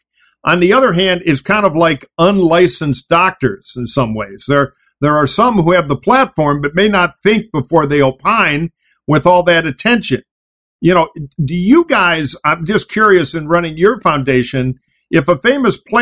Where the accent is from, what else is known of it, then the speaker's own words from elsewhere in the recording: Detroit, Michigan, United States; moved away; I grew up in Detroit.